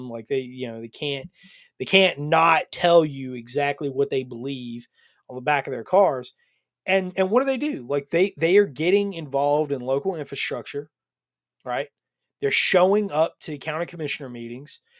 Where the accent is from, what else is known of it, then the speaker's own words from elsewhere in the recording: Atlanta, Georgia, United States; I'm from Atlanta.